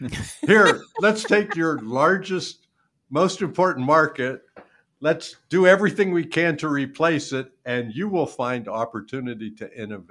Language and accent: English; Youngstown, Ohio, United States; I'm from Youngstown.